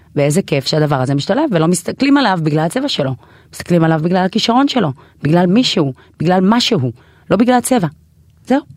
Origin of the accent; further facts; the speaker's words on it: Israel; also born or lived in Ethiopia; באתי מאתיופיה, אבל אני ישראלית לכל דבר